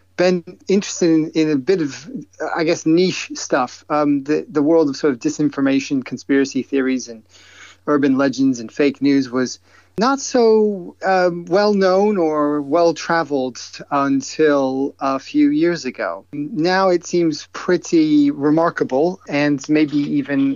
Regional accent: upstate New York, United States; moved away as an adult; also born or lived in Cleveland, Ohio / Washington; now in London, United Kingdom; I am not British, but I grew up in upstate New York

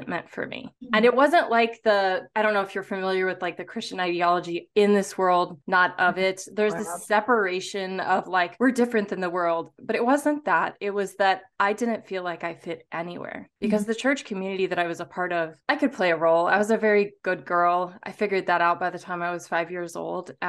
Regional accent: St. Louis, Missouri, United States; I was raised in the Midwest of the United States, Turtle Island, and I was raised in St. Louis

